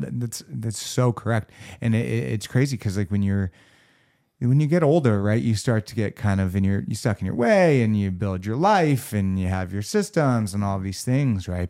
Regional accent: Los Angeles, California, United States; born and raised in Los Angeles, fucking California

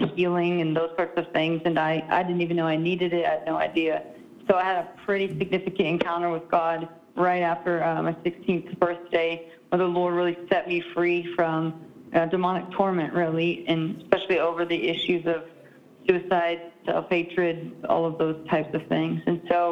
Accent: Southeast Alaska, United States; I'm originally from Alaska, so I was born and raised in Southeast Alaska

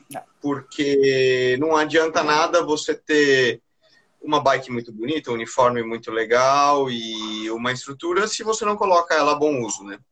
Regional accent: Brazil; E eu tenho orgulho de ser brasileiro

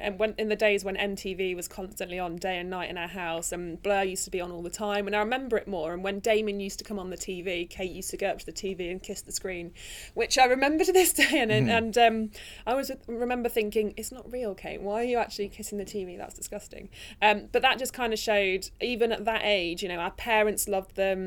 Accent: Midlands, United Kingdom; I'm from the Midlands

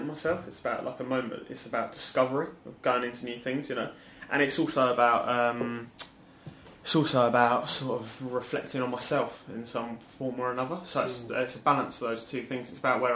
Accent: Watford, East of England, United Kingdom; I grew up in Watford

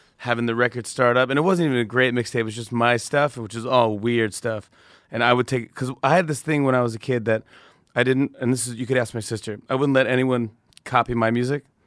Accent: Saugerties, New York, United States; I grew up in Sauger Days, New York, which is upstate by Kingston, Poughkeepsie, Woodstock

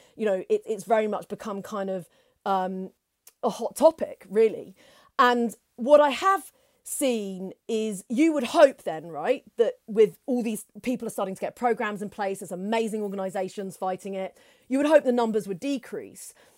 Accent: United Kingdom; we're from Britain

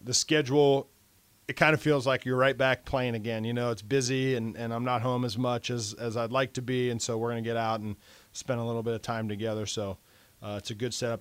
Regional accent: Milford, United States; moved away; Milford, my, my high school

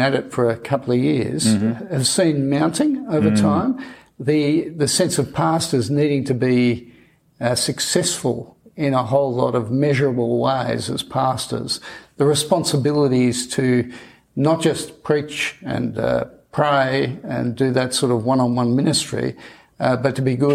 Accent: Australia; I'm Australian.

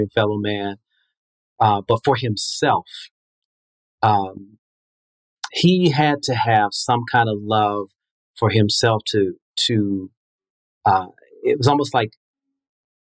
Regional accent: Prince George's County, Maryland, United States; also born or lived in Washington, D.C.; was raised in the suburbs of Maryland in Prince George's County

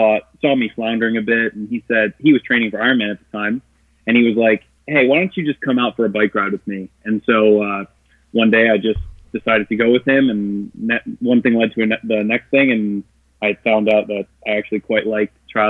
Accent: Glenview, Illinois, United States; I am originally from Chicago, Illinois, a little town outside Chicago called Glenview. And I grew up playing traditional sports.

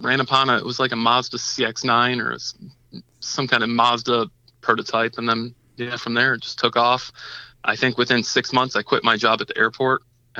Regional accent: Detroit, Michigan, United States; No, I grew up in Metro Detroit. So I've always seen them, you know, growing up around here.

